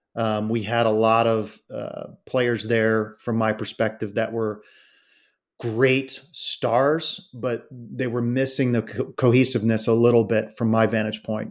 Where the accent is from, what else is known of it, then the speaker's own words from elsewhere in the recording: South Florida, United States; I grew up in South Florida